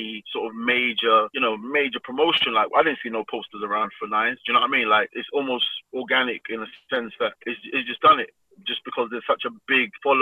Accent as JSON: {"language": "English", "region": "London", "country": "United Kingdom", "tie": "born or raised there", "said": "Growing up in Southeast London, a lot of artists were around me"}